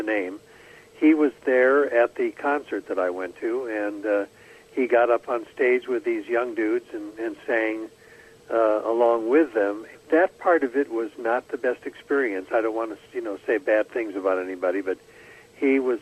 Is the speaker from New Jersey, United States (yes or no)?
no; Cleveland, Ohio, United States; moved away as an adult; now in California, United States; I was born and raised in Cleveland, Ohio